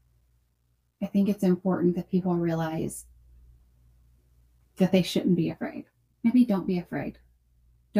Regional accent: Columbia, Tennessee, United States; I grew up here in the town that I practice in here in Columbia, Tennessee. I was born and raised here.

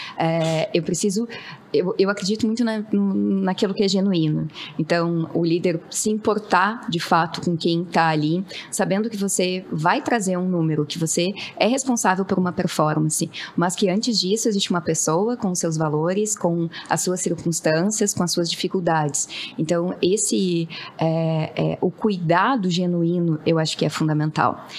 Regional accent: Rio Grande do Sul, Brazil; sou gaúcha

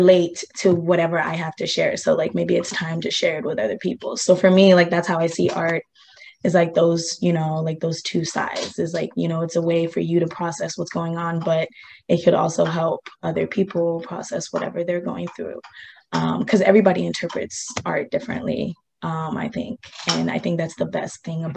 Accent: Ghana; I'm from Ghana, West Africa

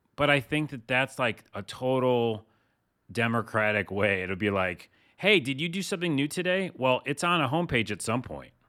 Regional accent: East Coast, United States; I'm from the East Coast

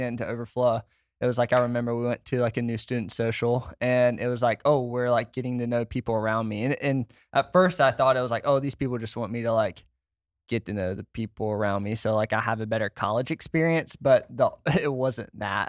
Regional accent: Washington, United States; moved away as an adult; I grew up in Washington

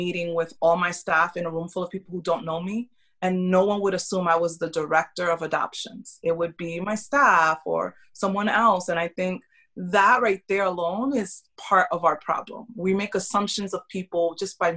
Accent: New York City, New York, United States; moved away as an adult; also born or lived in Kentucky / Tennessee / North Carolina; now in Tampa, United States; I grew up in New York City

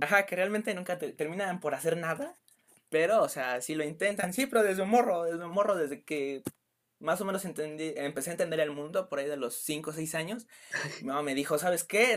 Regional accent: Mexico City, Mexico; yo soy de la Ciudad

